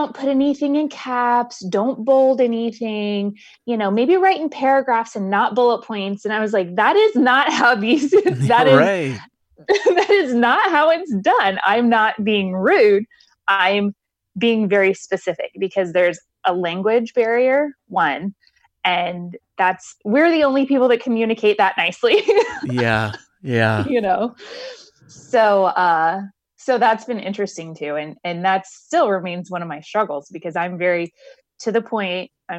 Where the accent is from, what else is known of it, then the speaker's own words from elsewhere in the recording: Midwest, United States; also born or lived in Miami; So I, you know, I grew up in the Midwest, and like I said, I've lived a lot of places.